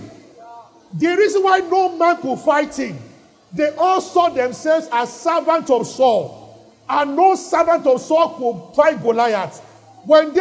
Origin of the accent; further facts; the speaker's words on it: Nigeria; we are Nigerians. But in the spirit, I'm not a Nigerian.